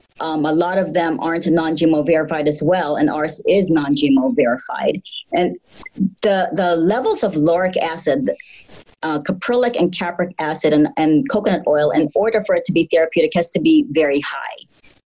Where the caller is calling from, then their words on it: Illinois, United States; Well, we are calling from a suburb about 30 miles west from Chicago, and it's a beautiful 18 degrees Fahrenheit right now.